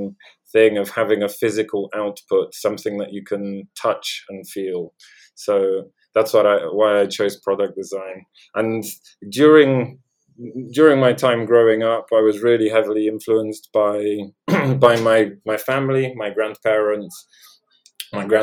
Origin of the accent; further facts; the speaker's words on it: London, United Kingdom; accent: Londoner; also born or lived in Poland; I was born in Poland and grew up in Poland until the age of 7, and then moved to London. And that's why I sound like a Londoner.